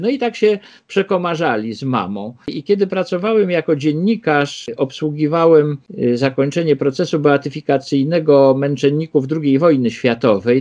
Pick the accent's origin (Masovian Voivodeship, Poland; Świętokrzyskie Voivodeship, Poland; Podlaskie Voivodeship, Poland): Masovian Voivodeship, Poland; Warsaw; ja się urodziłem y, w Śródmieściu, na Ochocie mieszkaliśmy, ale w 1961 roku, jak ja miałem 3 lata, y, przeprowadziliśmy się na Żoliborz.